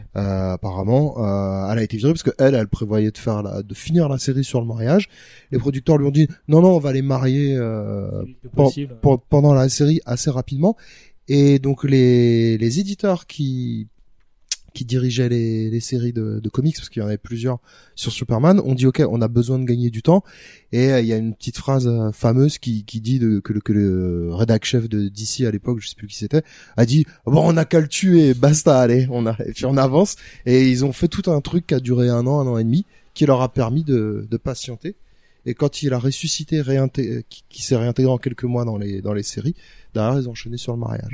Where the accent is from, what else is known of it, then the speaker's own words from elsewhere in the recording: France; la plupart des gamins français